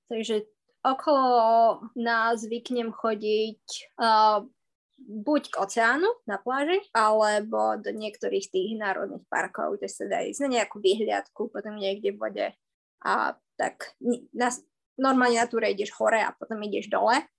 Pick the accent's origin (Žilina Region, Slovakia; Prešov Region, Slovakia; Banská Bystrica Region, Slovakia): Prešov Region, Slovakia; Poprad; moved away as an adult; also born or lived in Canada; now in Australia; A ja som z Popradu. Z Popradu.